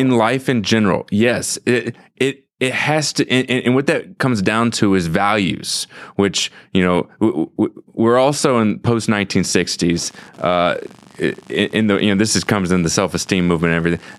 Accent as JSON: {"language": "English", "town": "St. Louis", "region": "Missouri", "country": "United States", "tie": "born or raised there", "said": "I grew up in Saint Louis"}